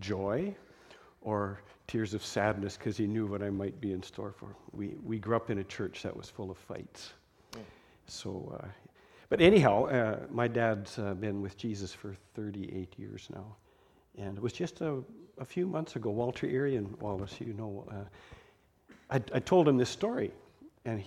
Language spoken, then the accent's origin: English; Delia, Alberta, Canada; I grew up on a farm. My hometown was Delia. Delia, Alberta.